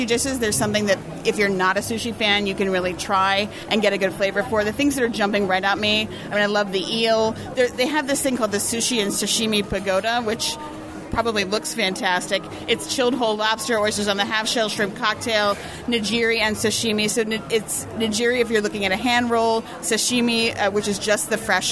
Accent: Maryland, United States; I grew up in Maryland

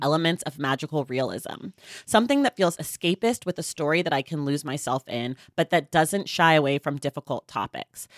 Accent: California, United States; I'm a Californian

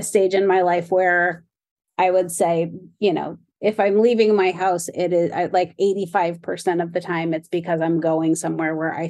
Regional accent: Los Angeles, California, United States; I grew up like around Santa Monica and Western, that sort of like East Hollywood area.

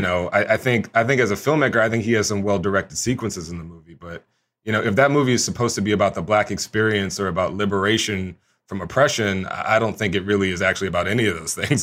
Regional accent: Houston, Texas, United States; I grew up in Houston, Texas

